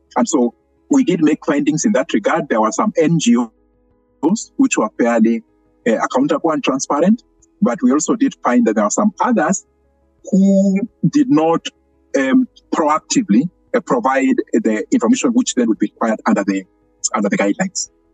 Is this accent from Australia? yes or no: no; Kenya; we had been lobbying as Kenyan civil society for many years